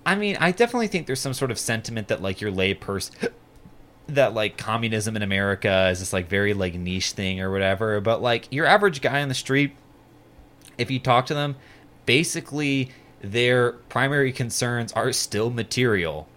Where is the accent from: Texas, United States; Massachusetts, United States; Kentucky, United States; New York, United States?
Kentucky, United States; Lexington; moved away; I'm from Lexington, Kentucky